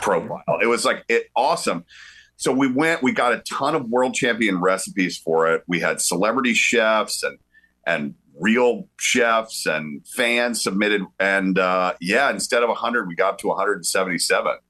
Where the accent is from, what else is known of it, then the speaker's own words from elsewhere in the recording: the South, Georgia, United States; I'm from the South, right? So like, uh, grew up going to the University of Georgia